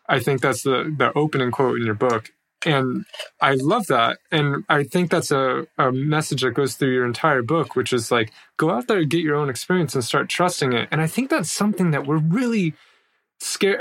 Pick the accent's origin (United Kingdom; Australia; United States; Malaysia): United States; moved away as an adult